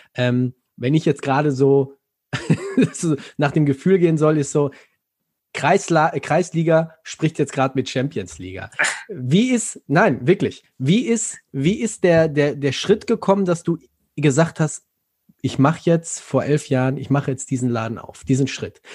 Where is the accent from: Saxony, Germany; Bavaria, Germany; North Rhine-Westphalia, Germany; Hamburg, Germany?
North Rhine-Westphalia, Germany; Ruhr area; ich komme nicht aus Frankfurt, ich komme hier aus dem Ruhrgebiet